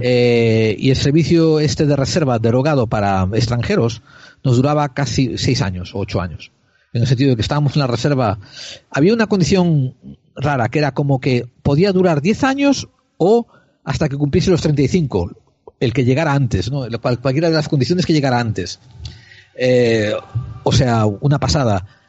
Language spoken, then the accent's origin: Spanish; Spain; como español